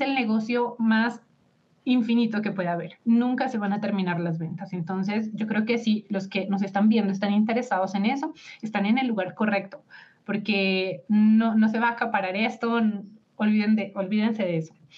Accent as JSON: {"language": "Spanish", "country": "Colombia", "said": "mi esposo es mexicano y yo soy de Colombia"}